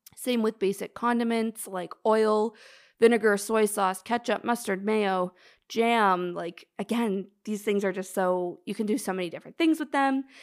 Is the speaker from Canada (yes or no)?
yes; Canada; now in Toronto, Canada; … and I are in Toronto, we're Canadian